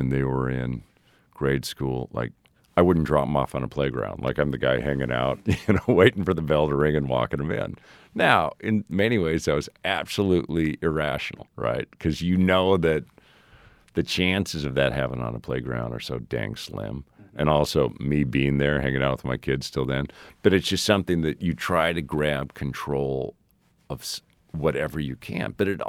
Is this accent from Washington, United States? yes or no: no; Helena, Montana, United States; It was probably a little bit harder to do that test in New York than it was in Helena, Montana, when I was being raised.